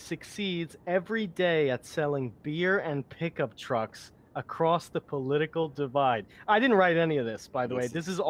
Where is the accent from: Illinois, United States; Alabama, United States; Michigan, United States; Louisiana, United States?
Alabama, United States; but I grew up in Alabama.